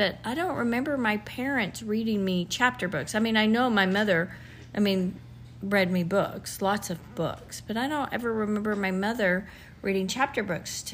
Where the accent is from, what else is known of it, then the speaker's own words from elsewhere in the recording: Lubbock, Texas, United States; also born or lived in Whiteface, Texas; I grew up in Lubbock, Texas. My family moved there when I was 3